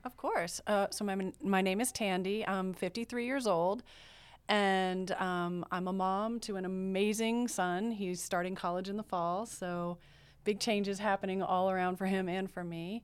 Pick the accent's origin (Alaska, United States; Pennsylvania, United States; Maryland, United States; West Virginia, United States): Maryland, United States; I'm from Maryland, right outside of Washington, D C